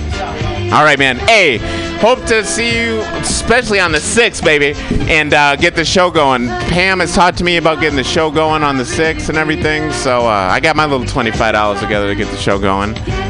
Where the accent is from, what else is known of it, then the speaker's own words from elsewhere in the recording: Michigan, United States; moved away; I'm from Michigan. I know all those people who are doing all that shit. That's why I moved.